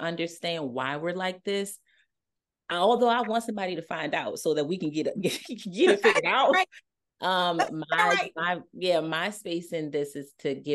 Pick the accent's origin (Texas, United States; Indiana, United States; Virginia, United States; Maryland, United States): Maryland, United States; Baltimore; I'm from Baltimore